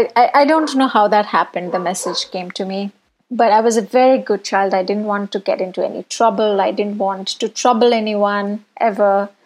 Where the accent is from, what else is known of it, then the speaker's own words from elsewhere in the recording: Bhubaneswar, Odisha, India; now in Bangalore, India; I was born in Orissa, in Bhubaneswar. I was the second girl child in my household.